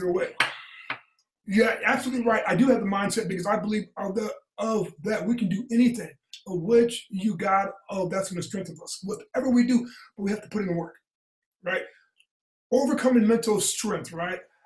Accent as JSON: {"language": "English", "region": "Indiana", "country": "United States", "tie": "born or raised there", "moved": "yes", "said": "I came from Indiana."}